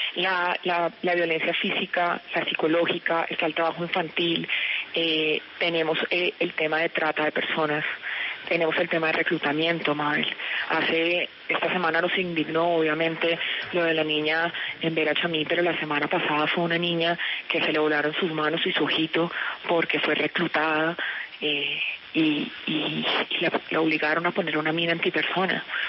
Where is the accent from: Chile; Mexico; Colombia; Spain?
Colombia; como madre, como mujer y como colombiana